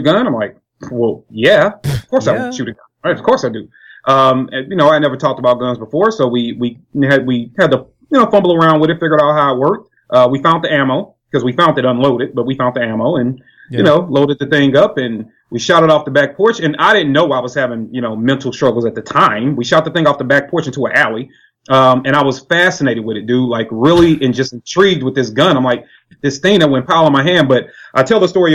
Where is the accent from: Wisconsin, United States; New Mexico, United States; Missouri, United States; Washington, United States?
Missouri, United States; St. Louis; I am from St. Louis, Missouri